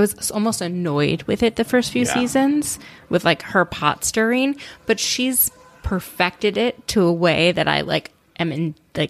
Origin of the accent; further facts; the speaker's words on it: Minnesota, United States; I'm from like Minnesota and I'm Jewish.